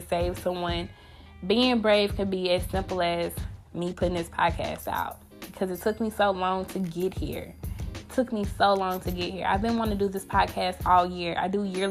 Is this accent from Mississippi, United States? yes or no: yes; Grenada, Mississippi, United States; I grew up in a small town. I'm from Mississippi.